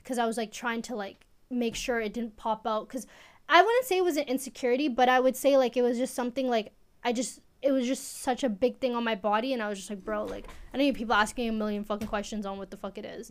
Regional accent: Edmonton, Alberta, Canada; also born or lived in Eritrea; Edmonton, Alberta

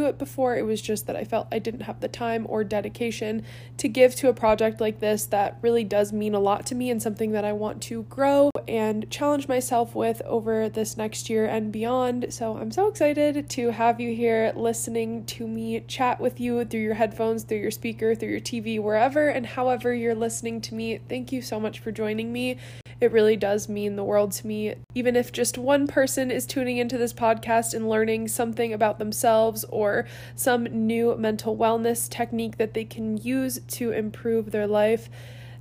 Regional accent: Cleveland, Ohio, United States; moved away as an adult; born and raised in Cleveland, Ohio

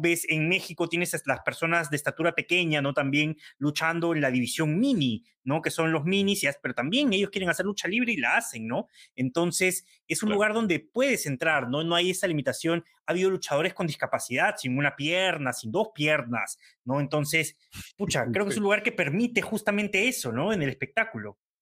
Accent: Peru; nuestro país

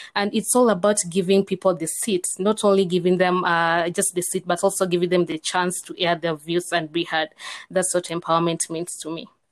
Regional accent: Kenya; I'm from Kenya

